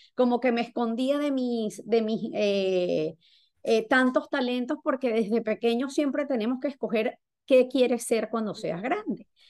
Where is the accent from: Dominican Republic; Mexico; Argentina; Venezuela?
Venezuela; now in Florida, United States; soy venezolana, resido en el estado de la Florida